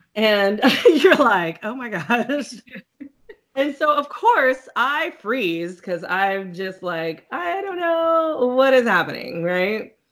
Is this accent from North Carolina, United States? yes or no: no; California, United States; moved away as an adult; now in Atlanta, United States; I'm originally from California, so I used to go back and forth a lot